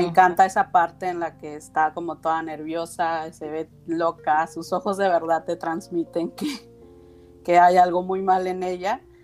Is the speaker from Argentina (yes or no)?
no; Mexico; now in Los Cabos, Mexico; yo soy de México este, y radico en Baja California Sur, en Los Cabos, Baja California